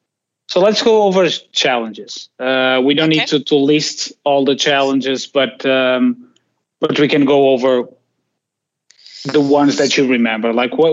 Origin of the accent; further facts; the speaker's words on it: Portugal; I come from Portugal